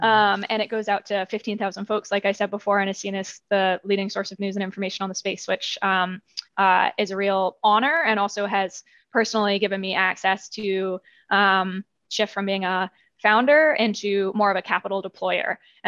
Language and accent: English; United Kingdom; I'm British, you can't hear it so much anymore, but I grew up running around with like hay bales in the British countryside and have always had that connection to nature.